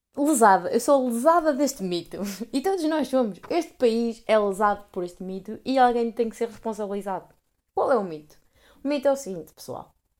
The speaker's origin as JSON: {"language": "Portuguese", "country": "Portugal", "said": "eu digo que sou de Portugal"}